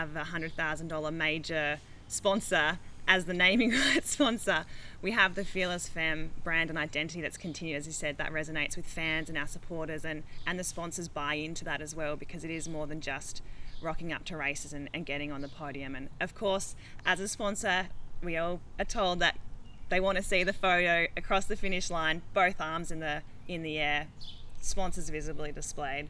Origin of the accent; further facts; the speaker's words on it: Canberra, Australian Capital Territory, Australia; I'm also from Canberra